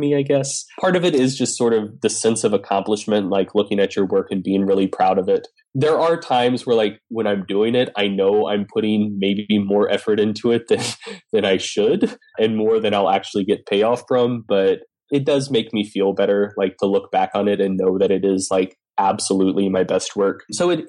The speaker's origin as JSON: {"language": "English", "region": "Southeast", "country": "United States", "said": "I'm a Southerner"}